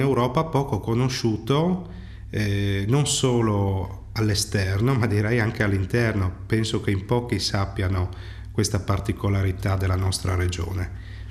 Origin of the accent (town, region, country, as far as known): Friuli-Venezia Giulia, Italy